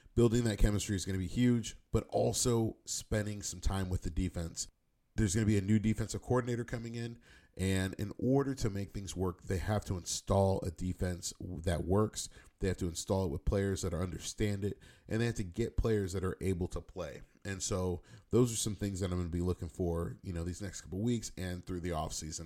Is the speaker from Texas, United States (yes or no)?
no; the Bay Area, California, United States; I'm from the Bay